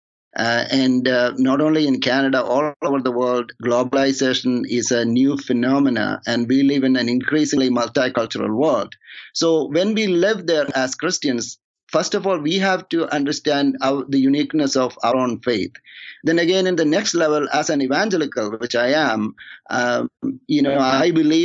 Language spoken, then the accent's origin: English; India; moved away; also born or lived in Toronto; I'm from India